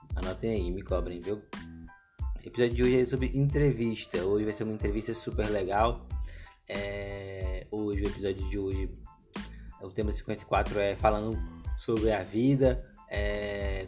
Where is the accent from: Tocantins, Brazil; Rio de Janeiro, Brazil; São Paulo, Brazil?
Tocantins, Brazil; now in Ceará, Brazil; minha terra, né? De, de Tocantins